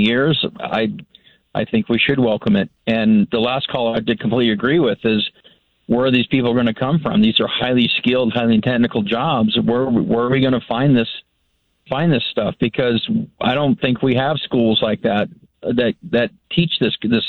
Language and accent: English; California, United States; moved away as an adult; now in Boise, United States; I was actually born and raised in California, and as a native there